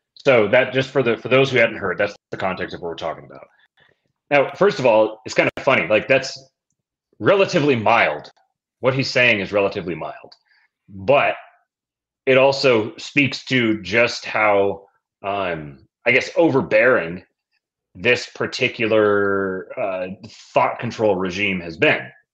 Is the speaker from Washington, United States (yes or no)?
yes; Seattle, Washington, United States; growing up in Seattle